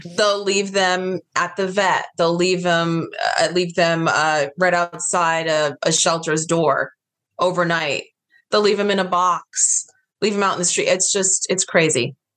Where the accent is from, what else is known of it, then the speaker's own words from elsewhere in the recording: New York, United States; now in Los Angeles, United States; I'm from the East Coast. I'm from New York